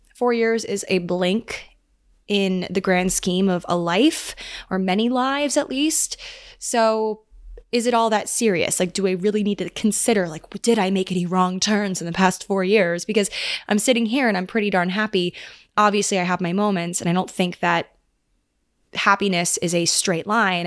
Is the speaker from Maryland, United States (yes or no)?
yes; Maryland, United States; now in New York, United States; I'm going back home again to Maryland